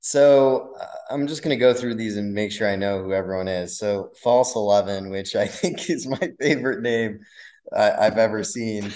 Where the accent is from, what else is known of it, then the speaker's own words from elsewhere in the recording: Wisconsin, United States; now in Miami, United States; I'd go with Wisconsin. That's where I grew up